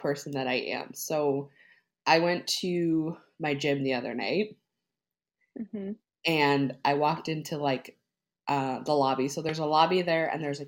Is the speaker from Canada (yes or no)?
yes; Newfoundland and Labrador, Canada; moved away as an adult; now in Nova Scotia, Canada; I'm from Newfoundland too